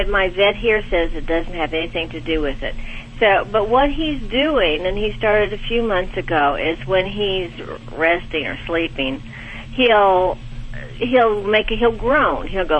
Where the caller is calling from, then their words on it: Bentonville, Arkansas, United States; I'm calling from Bentonville, Arkansas.